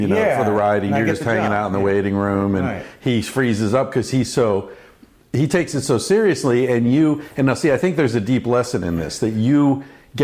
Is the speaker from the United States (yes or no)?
yes; Bay Area, California, United States; now in Los Angeles, United States; I'm from the Bay Area